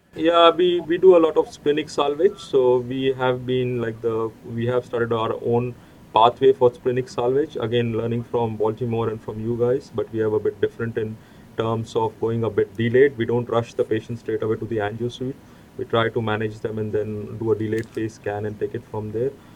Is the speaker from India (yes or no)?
yes; India; also born or lived in Queensland, Australia; now in Gold Coast, Australia; I come from India